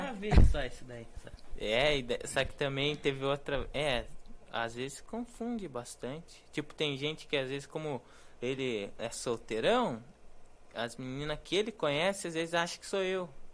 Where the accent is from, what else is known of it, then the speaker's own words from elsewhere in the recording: Fazenda Rio Grande, Paraná, Brazil; also born or lived in Curitiba; nós nascemos em Curitiba, mas sempre moramos na fazenda